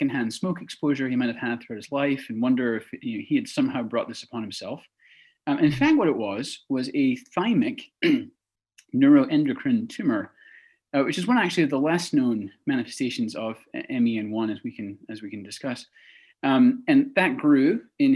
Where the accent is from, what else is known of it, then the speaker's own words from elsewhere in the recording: Texas, United States; also born or lived in Edinburgh, Scotland; moved to Texas at a young age